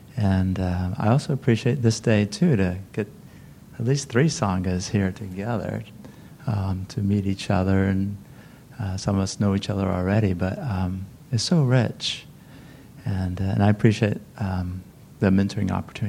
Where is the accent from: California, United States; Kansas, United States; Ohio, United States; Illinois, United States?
California, United States; Santa Cruz; from Santa Cruz.